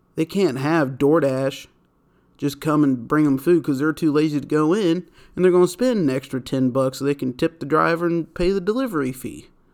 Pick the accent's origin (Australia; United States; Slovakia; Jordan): United States; I'm saying that as an American.